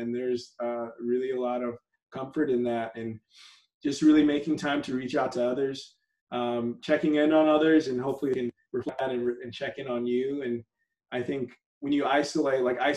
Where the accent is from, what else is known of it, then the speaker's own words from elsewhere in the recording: San Antonio, Texas, United States; also born or lived in Dallas; now in Houston, United States; I was born in Dallas, grew up in San Antonio, and I've been in Houston for just about 10 years. So Texas, tried and true